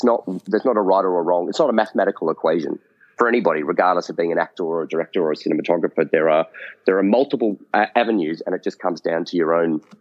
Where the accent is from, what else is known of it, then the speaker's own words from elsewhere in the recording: Australia; growing up in Australia